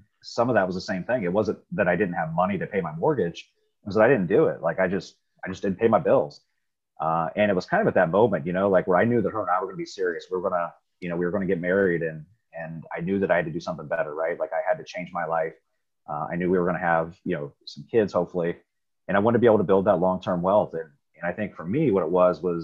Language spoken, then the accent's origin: English; Riverside, Ohio, United States; I grew up in Riverside, Ohio. It's a little suburb right outside of Dayton